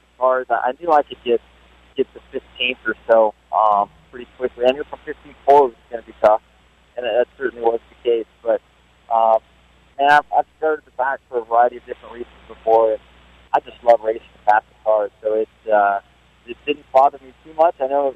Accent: Southern California, United States; growing up in Southern California

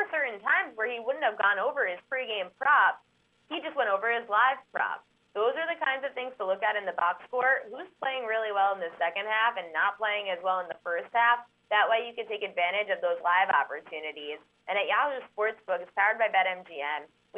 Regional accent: New York, United States; I'm from New York.

